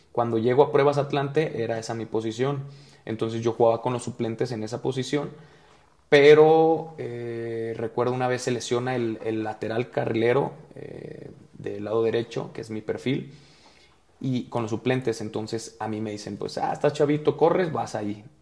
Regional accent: Guadalajara, Jalisco, Mexico; Y pues para, para hacerlo breve, yo soy de Guadalajara, empiezo en un equipo que se llama Vaqueros de Ixtlán desde cuarta división

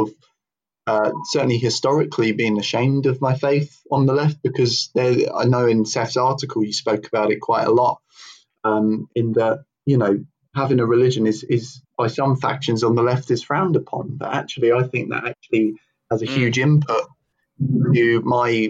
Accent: London, United Kingdom; I grew up in South London, so very culturally diverse area

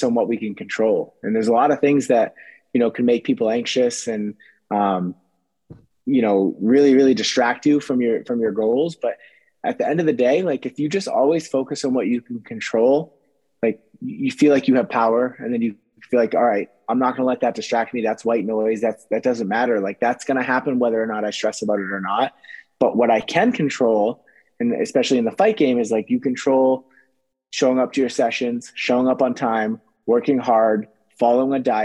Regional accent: New Hampshire, United States; if you live in New England, I'm from New Hampshire

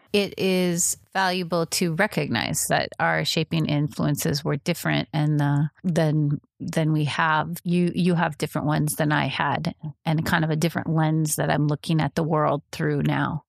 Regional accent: Midwest, United States; I was raised in the Midwest

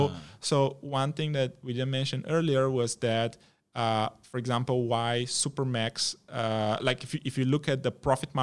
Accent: Malaysia; as a Malaysian investor that is looking just at the Malaysian environment, this is what you read about in the news.

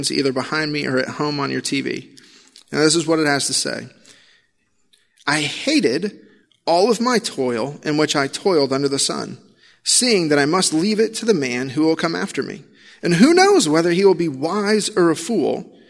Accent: Illinois, United States; I grew up in Illinois

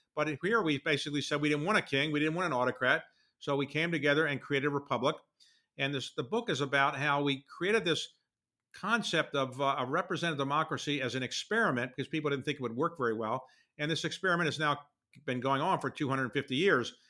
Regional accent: Baltimore, Maryland, United States; my hometown paper, the Baltimore Sun

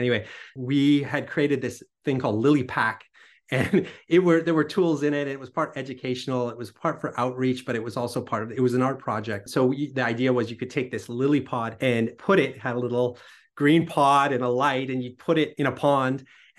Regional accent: British Columbia, Canada; born there; I was born on Vancouver Island, so on an island, and kind of surrounded by nature

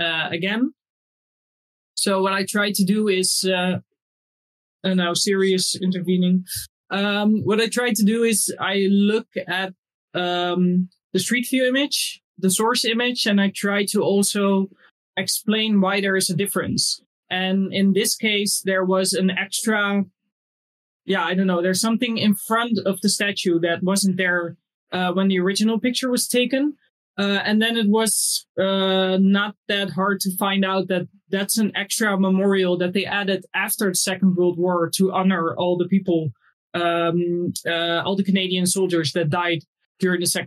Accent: Netherlands; also born or lived in Indonesia (family ancestry); I'm from Holland

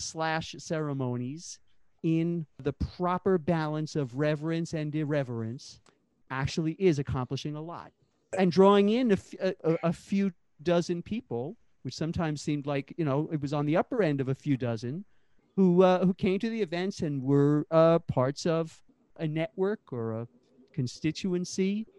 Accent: New York City, New York, United States; also born or lived in San Francisco; When I returned to my hometown of Brooklyn in 1993 from a few sort of misspent youth years in San Francisco

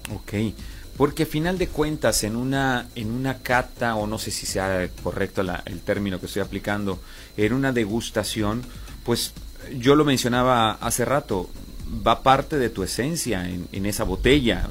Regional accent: Coahuila, Mexico; somos de aquí de Coahuila

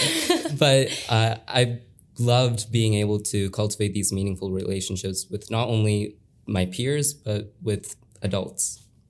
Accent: Olentangy, Ohio, United States; I have been here since first grade.

